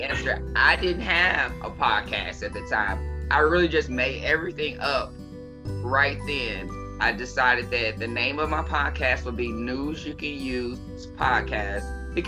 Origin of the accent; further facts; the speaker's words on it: Dallas, Texas, United States; moved away as an adult; also born or lived in St. Louis, Missouri; I moved back home to Dallas, Texas. That's my hometown.